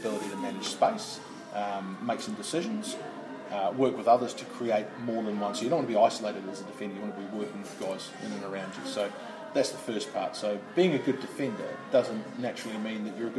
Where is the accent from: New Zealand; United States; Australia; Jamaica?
New Zealand; Christchurch, Canterbury; moved away as an adult; also born or lived in United Kingdom; I'm from Christchurch and I played through the age grade system, but I left New Zealand